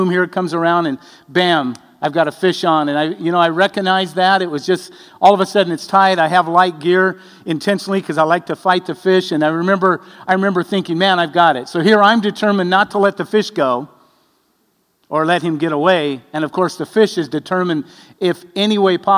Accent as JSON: {"language": "English", "region": "Arizona", "country": "United States", "tie": "born or raised there", "also_born_or_lived": "Madras, Oregon", "moved": "yes", "said": "I was raised in Arizona"}